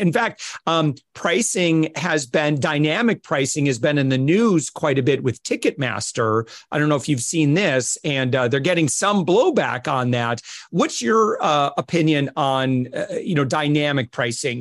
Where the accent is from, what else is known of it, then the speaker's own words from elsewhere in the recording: Midwest, United States; I come from the Midwest in the United States